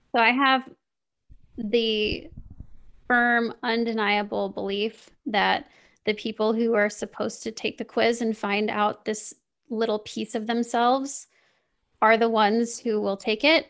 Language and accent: English; Kansas City, Missouri, United States; I grew up, I grew up in Kansas City